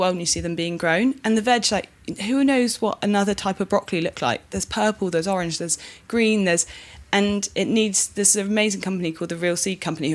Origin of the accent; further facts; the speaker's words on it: Cornwall, South West England, United Kingdom; I grew up in Cornwall